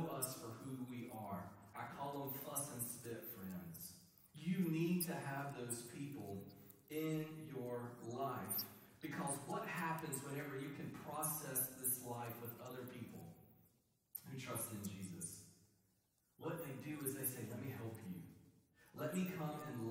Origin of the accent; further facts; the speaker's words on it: Eastern North Carolina, United States; I am from Eastern North Carolina